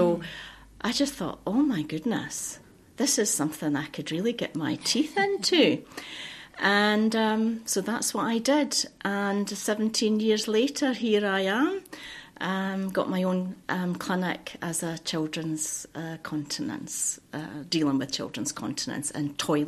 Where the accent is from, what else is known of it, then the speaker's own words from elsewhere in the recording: Scotland, United Kingdom; moved away as an adult; Because I emigrated from Fife in Scotland, and came across here with my husband and my son, and I started working at the local hospital, Hastings Hospital.